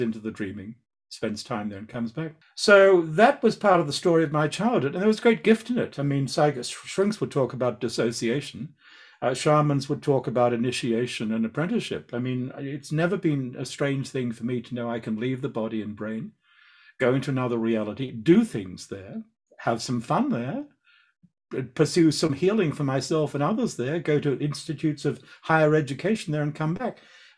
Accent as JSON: {"language": "English", "country": "Australia", "said": "So, you know, I'm an Australian. I mean, we're outdoor people"}